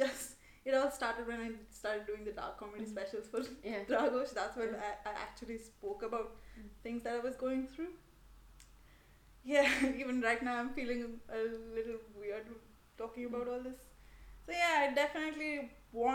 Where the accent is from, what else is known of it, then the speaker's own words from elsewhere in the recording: India; moved away as an adult; now in Berlin, Germany; And I'm from India. I moved to Berlin a year ago